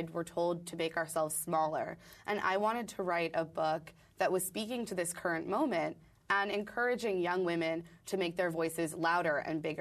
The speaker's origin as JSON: {"language": "English", "town": "Brooklyn", "region": "New York", "country": "United States", "said": "Uh, we were going to go for the jet ski, but we're from Brooklyn, so uh, here we go."}